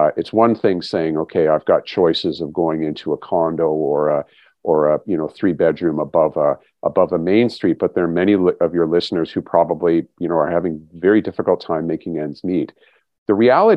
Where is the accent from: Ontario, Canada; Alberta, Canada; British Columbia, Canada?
Ontario, Canada; Waterloo; moved away; Waterloo's my hometown, so I get back there fairly regularly